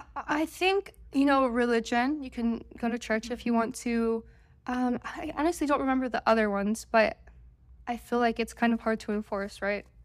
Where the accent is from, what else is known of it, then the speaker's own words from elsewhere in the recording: Oregon, United States; I'm from Oregon